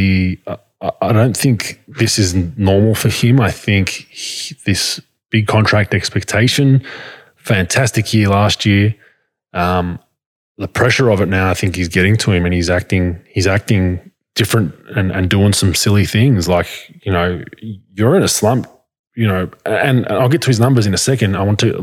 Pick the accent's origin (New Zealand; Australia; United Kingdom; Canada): Australia; now in United States; I grew up in Australia